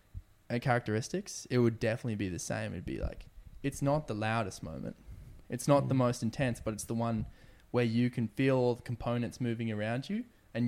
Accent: Indonesia; growing up in Indonesia on a boat to traveling across Africa

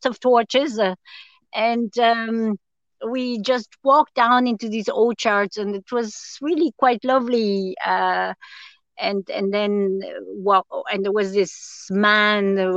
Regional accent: France; also born or lived in Austria; now in Tipperary, Ireland; I grew up in France and would have gone to Austria a good bit as a kid as well, because I'd have family there.

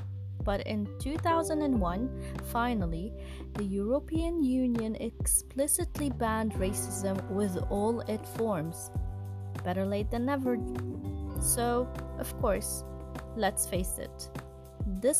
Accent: Lebanon; also born or lived in Mindanao, Philippines; 3 months after my birth, we arrived to Lebanon

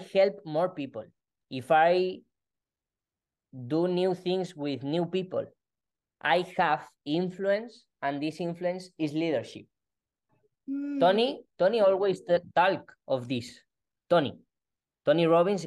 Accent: Spain; English is a second language; I am from Spain and my English is doesn't perfect, but I am trying.

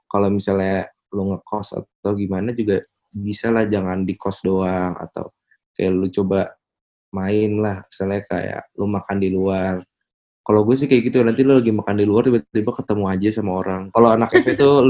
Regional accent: Jakarta, Indonesia; Ada yang dari kalau gue dari Jakarta ya nah kan kalau gue dari Jakarta terus ada juga yang dari luar Jawa

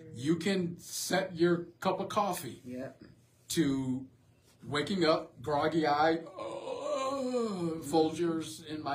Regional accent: the South, United States; just growing up in the South and growing up in an agricultural society

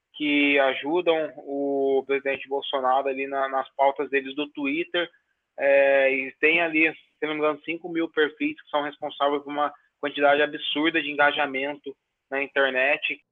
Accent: Brazil; Eu nasci no Brasil que não criminalizavam o racismo, que nasciam em oitenta e seis

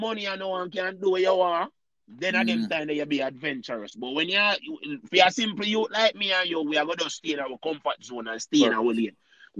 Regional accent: Jamaica; As our Jamaican people that say

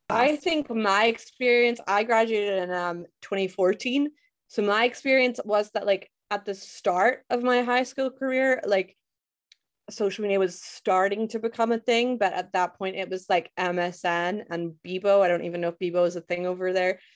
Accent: Scotland, United Kingdom; I'm from Scotland, born and raised

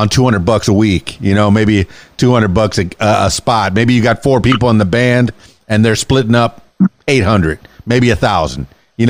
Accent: Florida Keys, United States; I'm a man from the Florida Keys

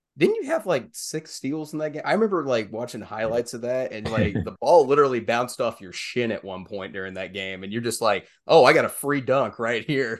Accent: town just north of Jacksonville, Arkansas, United States; which is my hometown area as well. I'm from the town just north of there

